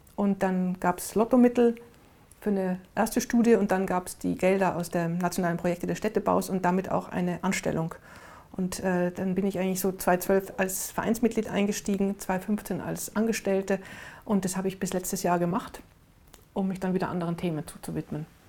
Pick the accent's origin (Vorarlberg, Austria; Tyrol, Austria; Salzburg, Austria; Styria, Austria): Tyrol, Austria; Innsbruck; also born or lived in Vienna; now in Berlin, Germany; meine Heimatstadt Innsbruck, wir haben direkt am Wasser gewohnt